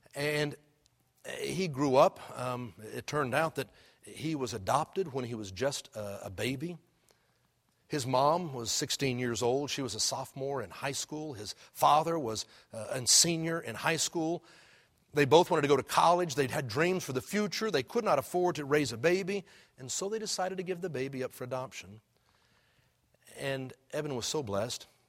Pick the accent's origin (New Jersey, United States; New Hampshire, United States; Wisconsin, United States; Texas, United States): Texas, United States; Houston; when I was a kid growing up in Houston